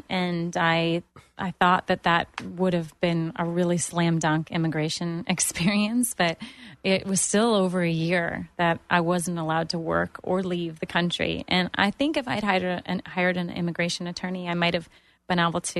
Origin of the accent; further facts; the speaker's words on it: Toronto, Ontario, Canada; moved away as an adult; now in Orlando, United States; I had a job, but when I moved to Orlando from Toronto, this was the first time that I actually became self-employed and then became a business owner.